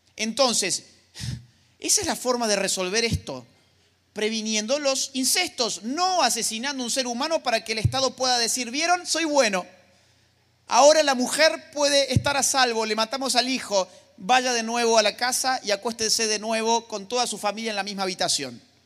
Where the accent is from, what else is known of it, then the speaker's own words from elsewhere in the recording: Argentina; mi país, Argentina